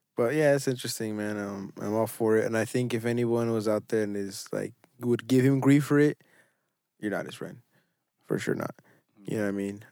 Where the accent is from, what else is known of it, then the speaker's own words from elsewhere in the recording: United States; I know I'm an American